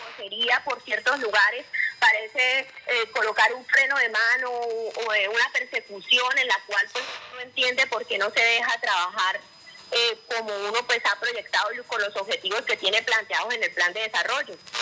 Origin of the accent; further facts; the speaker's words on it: Aguachica, Cesar, Colombia; como ciudadana de Aguachica, yo soy hija de Aguachica